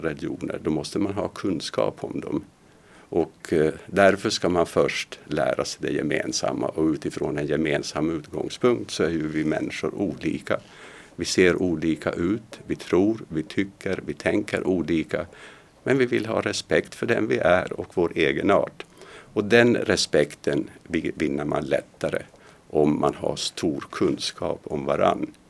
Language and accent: Swedish; Finland; now in Sweden; När jag växte upp i Finland